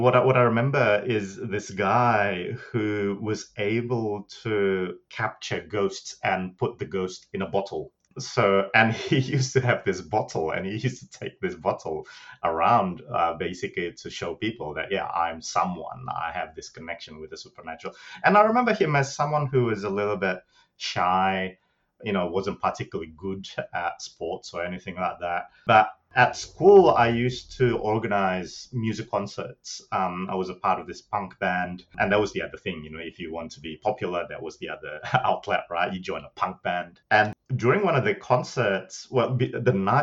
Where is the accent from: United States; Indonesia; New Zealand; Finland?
Indonesia; Bandung, West Java; moved away; I grew up in Bandung, in West Java, in Indonesia.